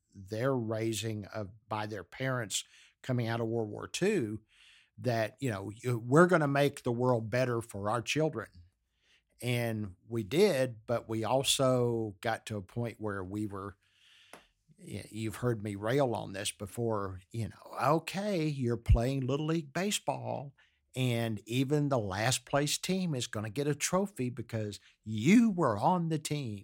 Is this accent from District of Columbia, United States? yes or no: no; Galveston, Texas, United States; I grew up in Galveston, Texas